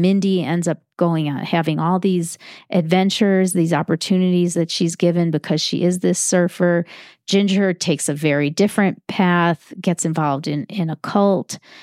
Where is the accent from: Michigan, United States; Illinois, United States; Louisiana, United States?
Illinois, United States; Chicago; I grew up in Chicago